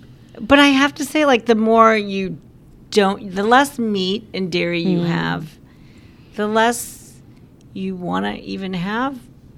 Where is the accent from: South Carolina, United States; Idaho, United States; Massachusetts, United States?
South Carolina, United States; also born or lived in Philippines / Chicago / Nome, Alaska; now in Alaska, United States; I'm from the Philippines, but I grew up in South Carolina.